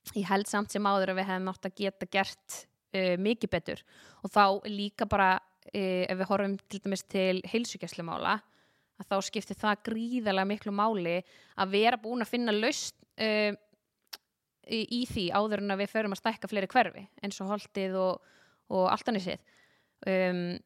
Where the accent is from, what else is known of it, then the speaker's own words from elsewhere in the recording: Garðabær, Capital Region, Iceland; also born or lived in Reykjavík / Hafnarfjörður; ég er sem sagt uh, ólst upp í Garabæ